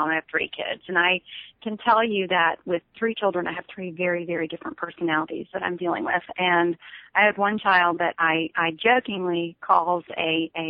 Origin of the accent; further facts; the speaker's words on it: Texas, United States; I grew up I grew up in West Texas and that's that's what I thought.